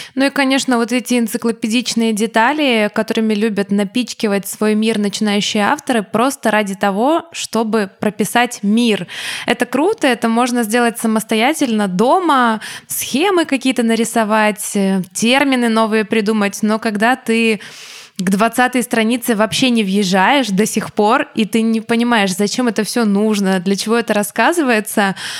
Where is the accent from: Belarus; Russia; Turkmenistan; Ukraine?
Ukraine; я не учила русский язык никогда. Я не а. учила русский, у меня не было ни одного урока русского языка. Я училась в украинской школе.